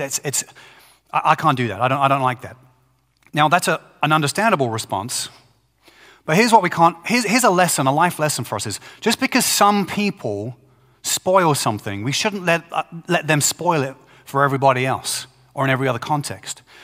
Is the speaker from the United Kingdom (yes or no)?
yes; Brighton, South East England, United Kingdom; Brighton, England, which is my hometown